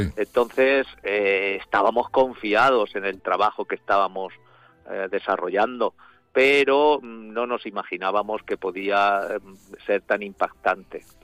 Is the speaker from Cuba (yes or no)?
no; Alzira, Valencian Community, Spain; somos o los valencianos de Alcira o los de Alcira